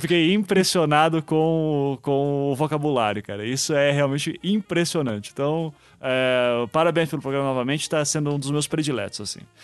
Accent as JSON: {"language": "Portuguese", "country": "Brazil", "said": "nós somos brasileiros"}